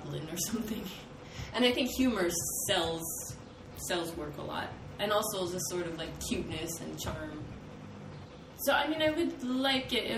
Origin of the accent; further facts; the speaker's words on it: California, United States; I come from California